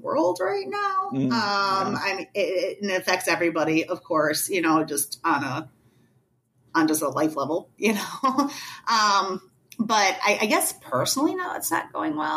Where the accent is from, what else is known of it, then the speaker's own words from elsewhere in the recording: Detroit, Michigan, United States; I grew up in Detroit